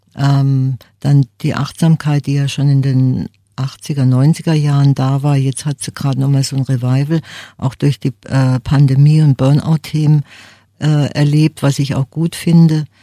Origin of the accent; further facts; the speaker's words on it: Freiburg, Baden-Württemberg, Germany; ich bin hier in Freiburg aufgewachsen